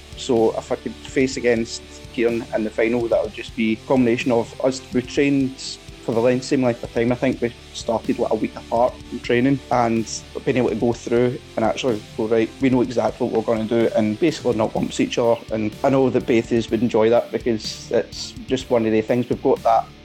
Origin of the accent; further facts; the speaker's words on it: Glasgow, Scotland, United Kingdom; it was born and bred in the East End of Glasgow, where I'm from